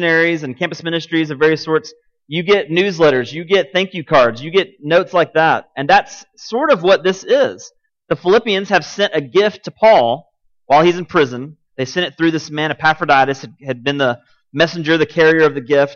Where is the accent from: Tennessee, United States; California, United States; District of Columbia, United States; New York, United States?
Tennessee, United States; Martin; now in Cookeville, United States; I grew up in Martin, Tennessee